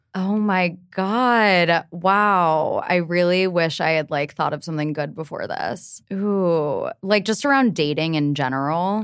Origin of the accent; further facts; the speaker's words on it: Cincinnati, Ohio, United States; moved away as an adult; now in New York City, United States; I grew up in Cincinnati